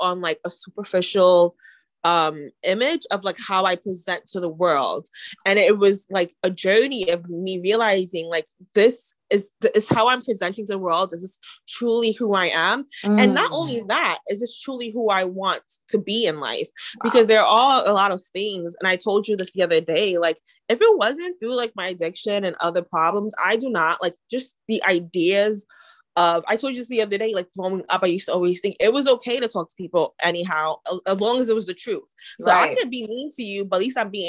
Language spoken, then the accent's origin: English; New York, United States; I'm from New York, so like curse words curse words are my second language